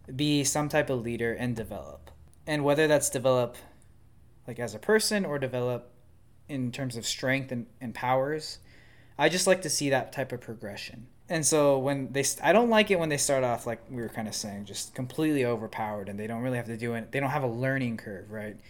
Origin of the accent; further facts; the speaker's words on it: United States; I'm an American